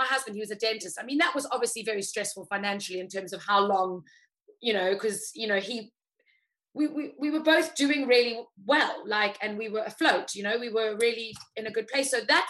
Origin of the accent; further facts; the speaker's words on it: South Africa; Like, come sit as a South African. It's like, come join, come sit, come enjoy.